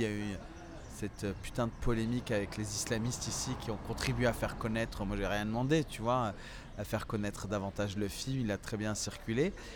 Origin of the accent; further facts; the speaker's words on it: France; moved away as an adult; also born or lived in Tinghir, Morocco / Paris, France; now in Marrakech, Morocco; j'ai quitté le Maroc à 6 mois. Donc aujourd'hui j'ai 41 ans et donc, euh, mon père avait immigré euh, en France déjà avant, euh, dès 1968, et il nous a fait venir avec ma mère par regroupement familial en 1977. Et donc, moi, j'ai vécu une enfance typiquement française, dans la France profonde, à la campagne